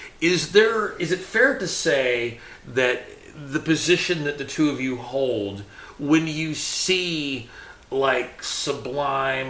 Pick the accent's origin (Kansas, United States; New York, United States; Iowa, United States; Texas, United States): Texas, United States; I'm from Texas.